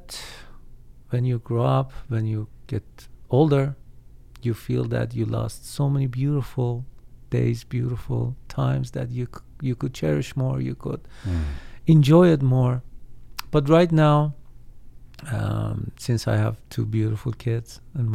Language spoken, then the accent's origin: English; Iran; moved away; So I hope someday I can visit my home country